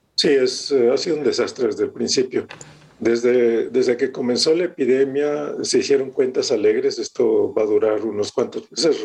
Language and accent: Spanish; Mexico; moved away as an adult; yo hace muchos, muchos años que salí de México. Ya en enero van a ser 40 años.